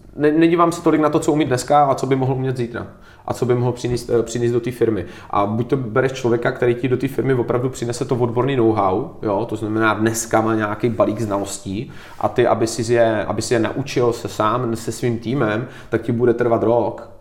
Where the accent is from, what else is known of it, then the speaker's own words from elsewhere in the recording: Czechia; A my jsme Češi